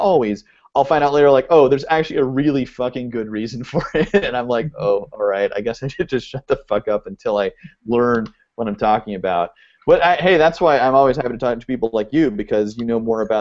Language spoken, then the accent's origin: English; Oregon, United States; now in Los Angeles, United States; I live in L.A., and I grew up in Oregon